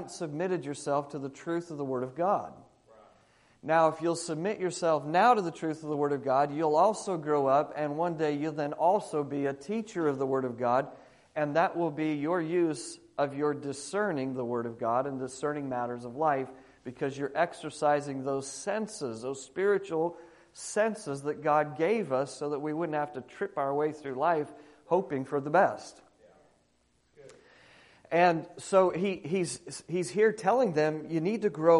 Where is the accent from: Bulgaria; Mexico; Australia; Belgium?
Australia; moved away as an adult; now in United States; as an Australian looking into American culture, because I've been there 20 years looking into American culture